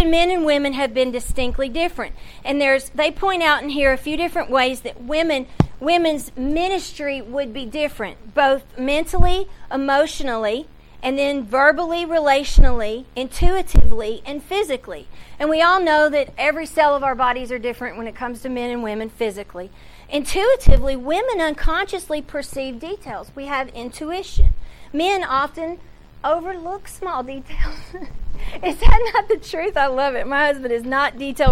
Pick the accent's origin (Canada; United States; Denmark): United States; the South; accent: Southern; moved away; I'm from the South, so my vowels are a little different.